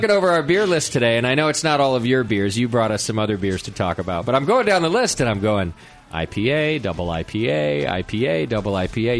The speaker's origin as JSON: {"language": "English", "town": "Hesperia", "region": "California", "country": "United States", "tie": "born or raised there", "said": "my hometown, Hesperia"}